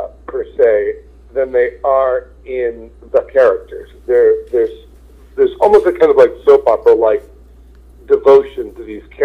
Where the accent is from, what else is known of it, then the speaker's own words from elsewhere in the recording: New Jersey, United States; moved away; I grew up in New Jersey